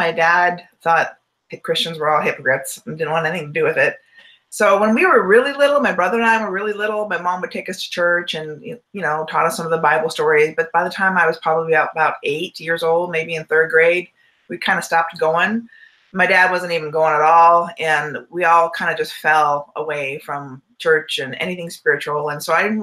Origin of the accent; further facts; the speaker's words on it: Southern California, United States; I was raised in Southern California